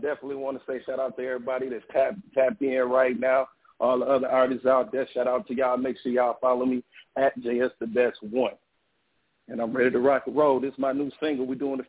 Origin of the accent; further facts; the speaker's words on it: Detroit, Michigan, United States; now in Tampa, United States; I'm calling from Tampa, by way of Detroit.